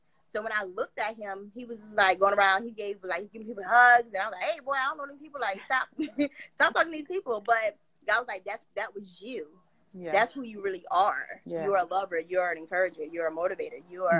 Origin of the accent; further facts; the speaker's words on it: South Carolina, United States; South Carolina, something.